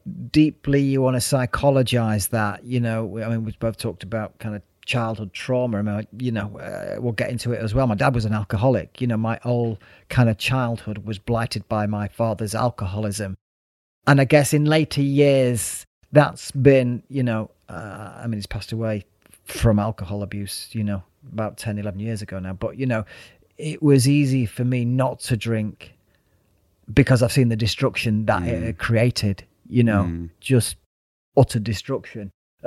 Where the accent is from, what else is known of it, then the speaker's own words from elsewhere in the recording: Withington, North West England, United Kingdom; born there; also born or lived in Burnage / Stoke-on-Trent / Wales / Stockport; I was born in Withington, lived in Burnage, and then the next thing we were moving to Stoke-on-Trent, and the next thing we were moving to Wales, and the next thing we were moving to Stockport, the next thing we were moving to the Isle of Man.